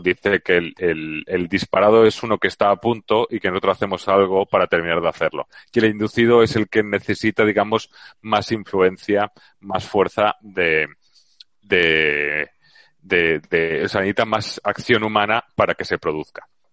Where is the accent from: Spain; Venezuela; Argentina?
Spain; Valencia, Valencian Community; now in Seville, Spain; ahora estoy en Sevilla, y, pero soy de Valencia